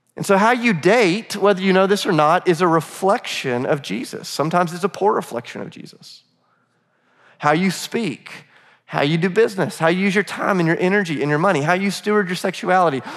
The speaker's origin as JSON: {"language": "English", "town": "Charleston", "region": "South Carolina", "country": "United States", "moved": "as an adult", "lives_now": "Nashville, United States", "said": "I'm from Charleston"}